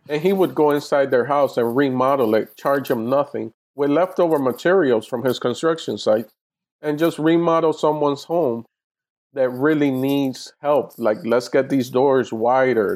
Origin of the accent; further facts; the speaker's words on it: Miami, Florida, United States; moved away as an adult; now in Los Angeles, United States; my hometown in Miami, Florida